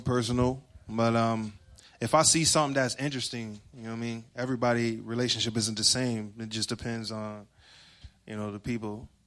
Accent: Rochester, New York, United States; I'm from Rochester, New York. That's upstate

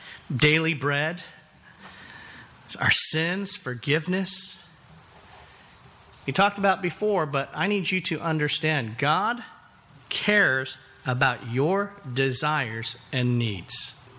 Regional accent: Hawaii, United States; You know, I came from Hawaii. L.A. is the big city.

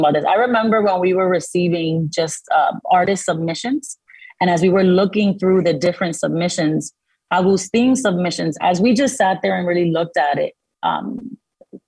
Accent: Dominican Republic; first language Spanish; English is a second language; moved away; I'm from the Dominican Republic. I wasn't born in this country. So that is my immigrant story. I journeyed here with my mother

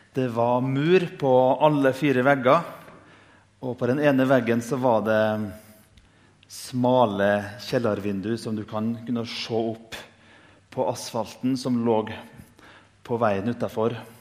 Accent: Indre Nordmøre, Møre og Romsdal, Norway; Jeg kommer fra Indre Nordmøre, vi er født med dårlig sjøltillit.

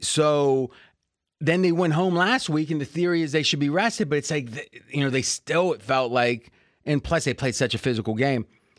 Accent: Las Vegas, Nevada, United States; I'm just from Vegas.

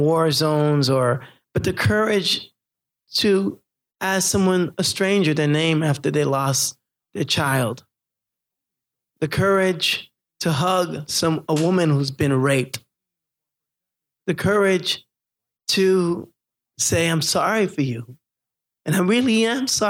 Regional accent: Haiti; moved away; I'm from Haiti

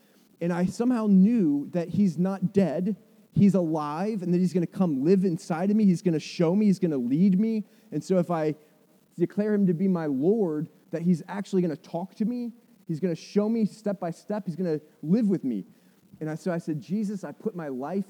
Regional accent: United States; I grew up in America that in the 70s and 80s was a Christian nation

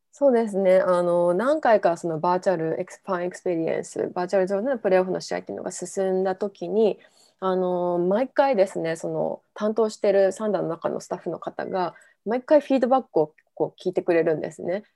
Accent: Japan; first language Japanese; moved away as an adult; now in Oklahoma City, United States; 日本で生まれて日本で育ってるんで完全に日本語が第一言語なので

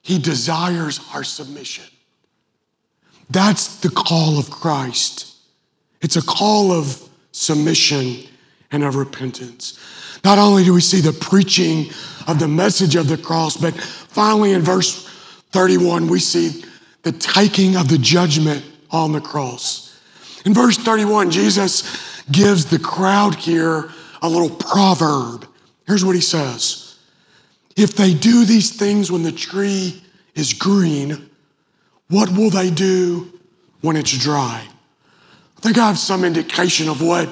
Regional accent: Western Kentucky, United States; I grew up in Western Kentucky.

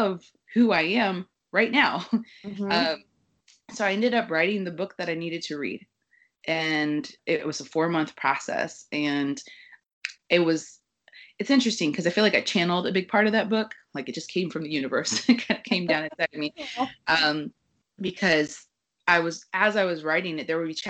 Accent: Kansas City, United States; moved away as an adult; now in New York, United States; I grew up in Kansas City where, you know, everybody kind of gets married at 22, 24

